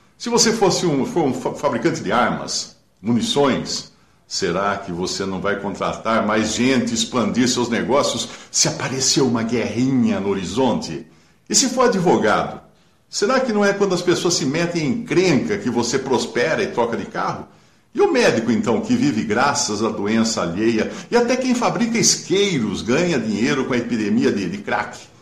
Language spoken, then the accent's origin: Portuguese; Limeira, São Paulo, Brazil; quando era garoto, em Limeira, minha cidade era grande produtora de, de sucos e laranjas